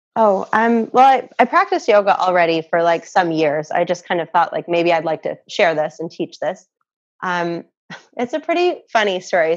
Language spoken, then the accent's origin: English; Canada; also born or lived in Muskoka, Canada; I have a Canadian passport because I'm I'm a Canadian.